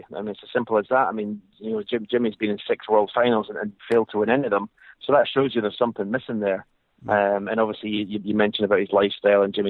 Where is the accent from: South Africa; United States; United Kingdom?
United Kingdom; Scotland; as a Scotsman